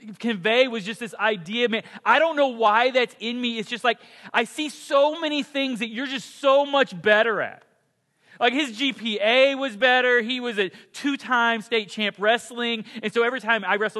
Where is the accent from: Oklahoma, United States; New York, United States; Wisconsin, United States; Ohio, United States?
Oklahoma, United States; Ponca City; I grew up in Ponca City, Oklahoma